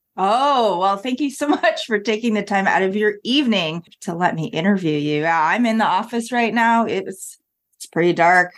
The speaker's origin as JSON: {"language": "English", "country": "Canada", "moved": "yes", "said": "being Canadian"}